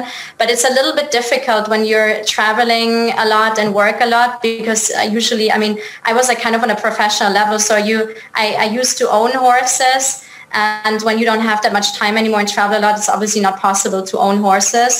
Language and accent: English; Munich, Bavaria, Germany; So I'm originally from Germany. So right now I'm based in Munich in Germany. I'm originally from Munich as well